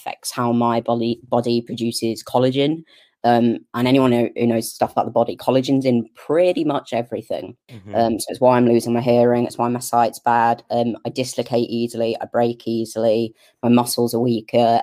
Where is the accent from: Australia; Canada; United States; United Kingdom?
United Kingdom; Norfolk, East of England; now in Lancashire, United Kingdom; I grew up all the way down south in Norfolk. I was born in Norfolk